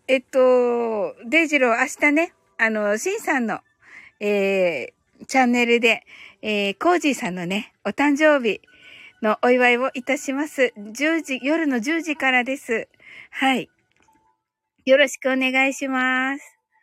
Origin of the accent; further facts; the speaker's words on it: Kyushu, Japan; 私やっぱりね、特に九州人だから